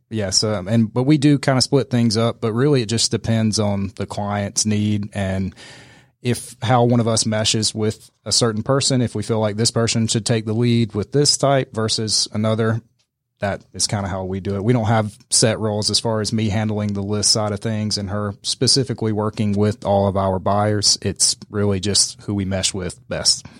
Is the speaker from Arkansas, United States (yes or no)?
no; Middle Georgia, United States; now in Atlanta, United States; my hometown in Middle Georgia